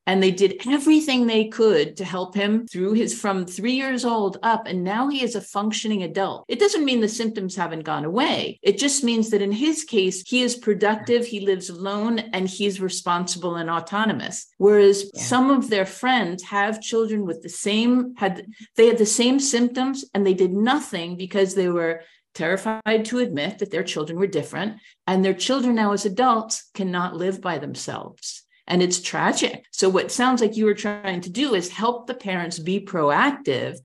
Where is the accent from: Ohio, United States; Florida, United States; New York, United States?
New York, United States; moved away; the longer I live abroad, I'm from New York